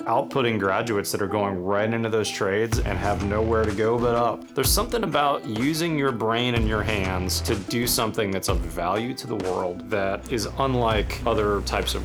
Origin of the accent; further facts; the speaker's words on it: Pittsburgh, Pennsylvania, United States; now in Austin, United States; I grew up in Pittsburgh, PA.